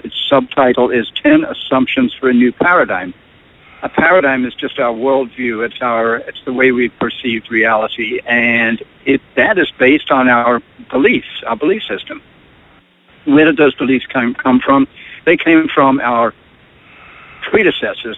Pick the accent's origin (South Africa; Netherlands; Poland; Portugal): South Africa; moved away as an adult; now in United States; I grew up in South Africa, which is a phenomenal place to grow up